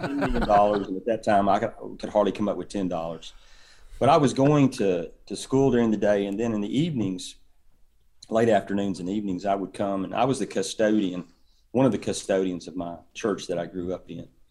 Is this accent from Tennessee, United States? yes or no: yes; East Tennessee, United States; moved away as an adult; now in Auburn, United States; I grew up in East, East Tennessee